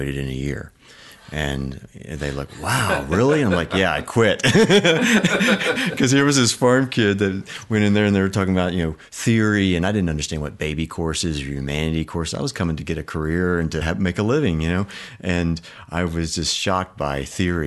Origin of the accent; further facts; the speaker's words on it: Oklahoma, United States; also born or lived in Baltimore, Maryland; we moved to Oklahoma from Baltimore to a little farm and double wide trailer